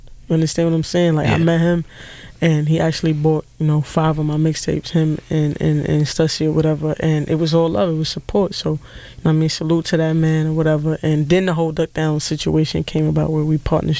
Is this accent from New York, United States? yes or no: yes; New York City, New York, United States; Straight out of Brooklyn, New York